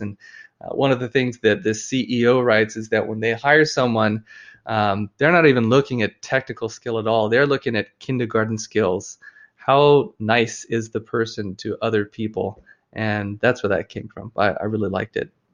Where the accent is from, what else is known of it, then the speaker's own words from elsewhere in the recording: Oahu, Hawaii, United States; I grew up in Hawaii on, uh, the island of Oahu